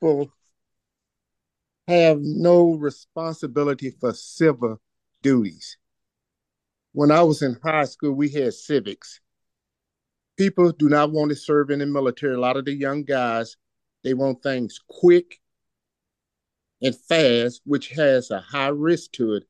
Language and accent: English; Shreveport, Louisiana, United States; now in Virginia Beach, United States; from Virginia Beach, originally from Shreveport, Louisiana